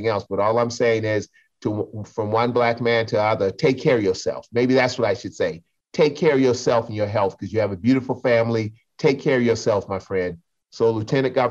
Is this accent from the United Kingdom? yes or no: no; South Carolina, United States; I'm from South Carolina.